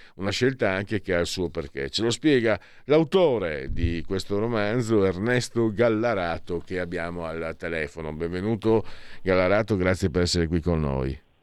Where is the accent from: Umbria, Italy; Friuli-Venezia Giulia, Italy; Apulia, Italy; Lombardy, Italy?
Friuli-Venezia Giulia, Italy; Io vengo dal Friuli